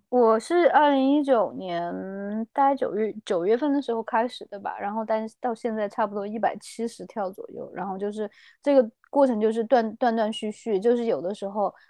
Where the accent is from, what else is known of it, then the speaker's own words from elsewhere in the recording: Chengdu, Sichuan, China; moved away as an adult; now in New Zealand; 我是四川成都人，然后我是差不多二零一二年吧，然后我就在新西兰这边读书